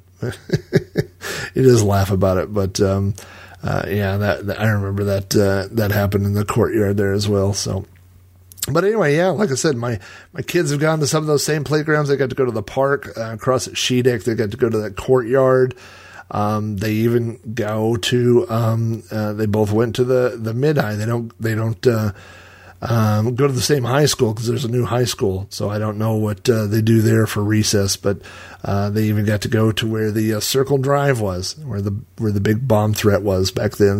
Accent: Yukon, Oklahoma, United States; I lived in Yukon. I grew up in Yukon and, and I moved away and then I came back

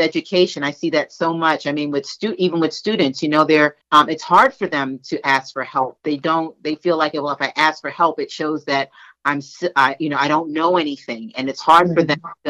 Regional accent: New York, United States; I'm from Brooklyn, the other borough in New York

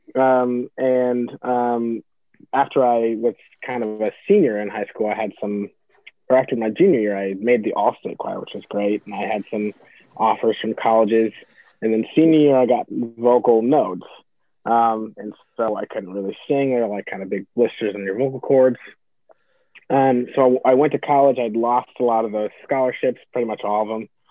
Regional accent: Iowa City, Iowa, United States; also born or lived in California; I grew up here in Iowa City, um, so a native. Um, originally, originally from California, but I've been here since I was like three

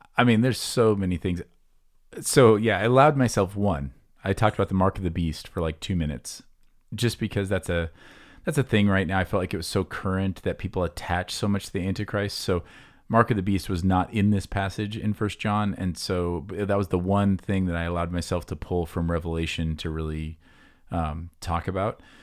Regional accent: near Des Moines, Iowa, United States; I grew up near Des Moines

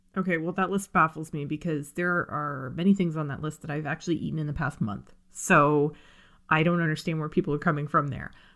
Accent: near Buffalo, Ontario, Canada; we lived close enough to Buffalo that I would get all the commercials

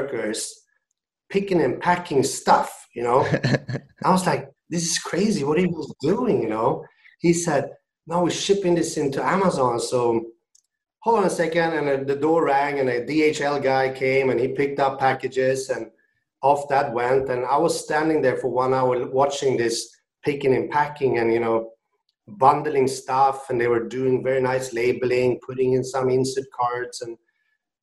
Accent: Sweden; moved away as an adult; now in China; I'm from Sweden originally. I moved out to China back in 2007

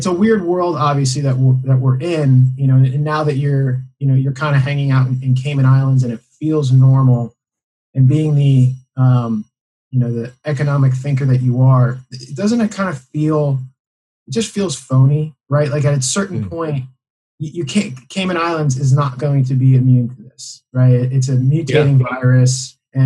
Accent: United States; also born or lived in Puerto Rico; being American and or being from the U.S.

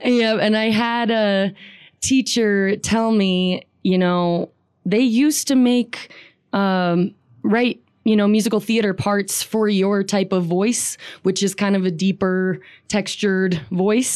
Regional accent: Riverton, Wyoming, United States; I grew up in Riverton

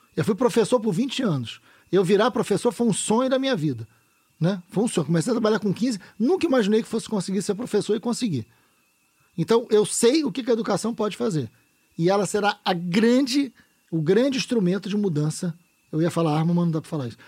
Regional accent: Niterói, Rio de Janeiro, Brazil; also born or lived in São Gonçalo; eu nasci em São Gonçalo, fui criado em Niterói.

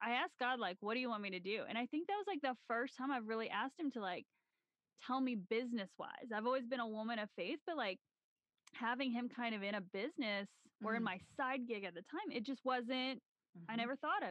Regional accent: Southern Illinois, United States; moved away as an adult; also born or lived in Tennessee; now in Colorado, United States; we both grew up in Southern Illinois

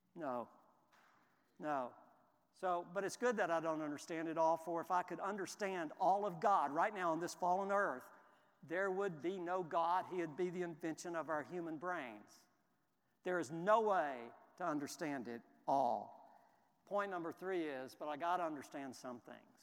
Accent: Houston, Texas, United States; I grew up in Houston, and it was my team.

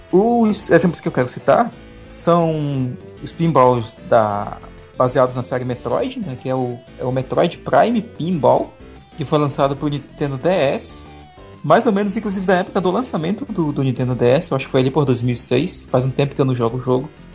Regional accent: Tefé, Amazonas, Brazil; moved away; na minha cidade, onde eu cresci, a minúscula de Tefé

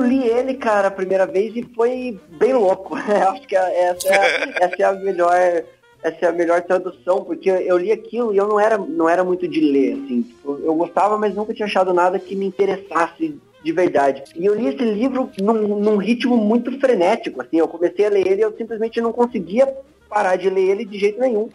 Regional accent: São Paulo, Brazil; now in Curitiba, Brazil; eu sou de São Paulo, mas estou em Curitiba há muito tempo já

